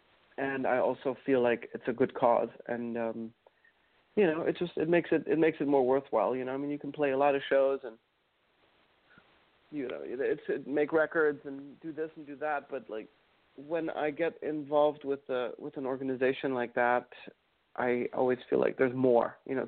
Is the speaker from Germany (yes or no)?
yes; Mannheim, Baden-Württemberg, Germany; born there; But yeah, apparently the reason I was born in Mannheim was because it was, the hospital there was apparently better